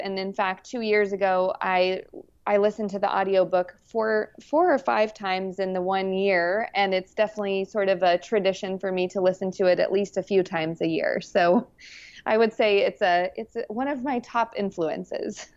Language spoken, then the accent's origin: English; New Mexico, United States; I grew up in New Mexico